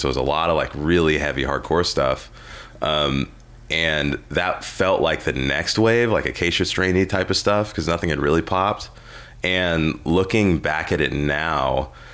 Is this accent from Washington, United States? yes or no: yes; Seattle, Washington, United States; I grew up in Seattle